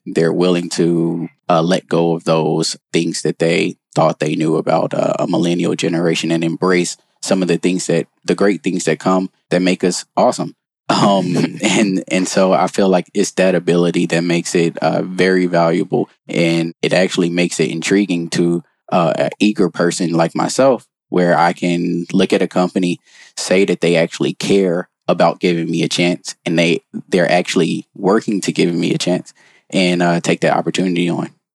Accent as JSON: {"language": "English", "region": "North Carolina", "country": "United States", "also_born_or_lived": "Baltimore, Maryland", "moved": "yes", "said": "I'm originally from North Carolina"}